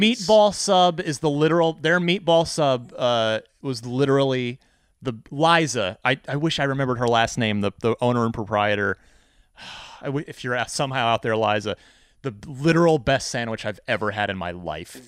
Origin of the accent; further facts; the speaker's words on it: New Jersey, United States; moved away; also born or lived in Phoenix; I'm originally from New Jersey